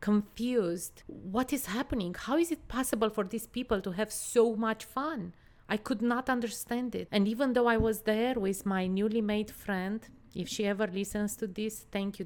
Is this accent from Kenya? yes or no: no; Romania; I was born in Romania, a country that was under a communist dictatorship until 1989. I think I was 10 or 11 when the communist was eradicated